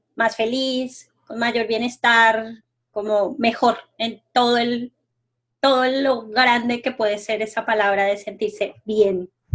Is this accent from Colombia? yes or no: yes; Colombia; moved away; yo acabo de llegar de pasar un tiempo en mi pueblo en Colombia